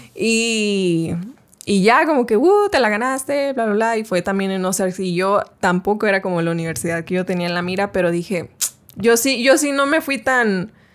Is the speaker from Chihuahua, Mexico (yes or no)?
yes; Chihuahua, Mexico; empecé a estudiar en, allá en mi ciudad, Chihuahua